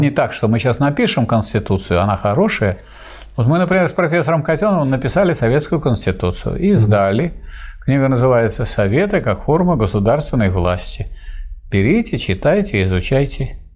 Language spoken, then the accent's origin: Russian; Saint Petersburg, Russia; как ленинградец